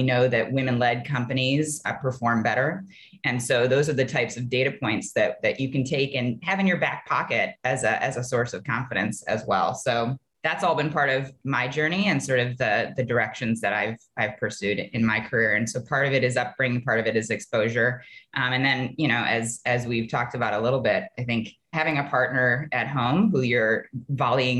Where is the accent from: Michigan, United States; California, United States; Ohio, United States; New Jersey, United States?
Ohio, United States; I grew up in Ohio